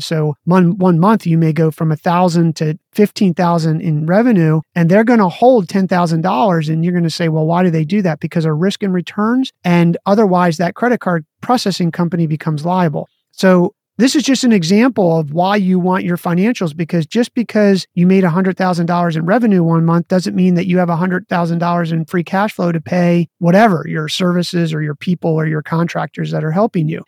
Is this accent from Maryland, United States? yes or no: yes; Maryland, United States; I grew up in Maryland and played lacrosse